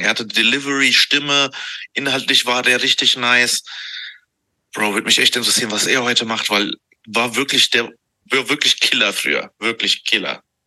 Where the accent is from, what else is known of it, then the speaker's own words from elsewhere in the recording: Bayreuth, Bavaria, Germany; ich komme aus Bayreuth